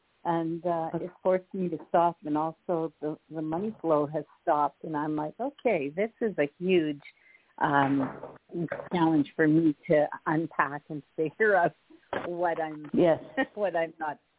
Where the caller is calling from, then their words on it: Canada; from Canada.